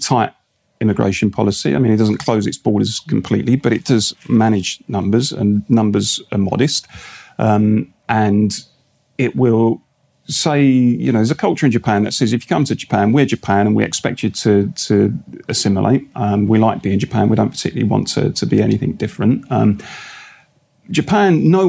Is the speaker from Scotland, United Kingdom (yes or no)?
no; Barking and Dagenham, London, United Kingdom; moved away; I grew up in Barking and Dagenham, and that was very much what you would call a red wall seat.